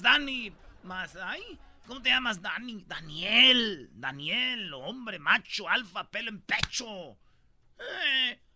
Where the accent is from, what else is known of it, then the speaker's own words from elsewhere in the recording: Michoacán, Mexico; Yo soy de Michoacán, donde está el alma de México, el centro de México